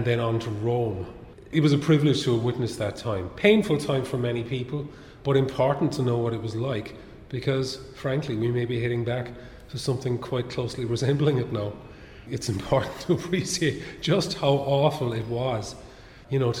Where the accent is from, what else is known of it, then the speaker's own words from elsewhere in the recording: Ireland; moved away as an adult; also born or lived in London; As an Irish person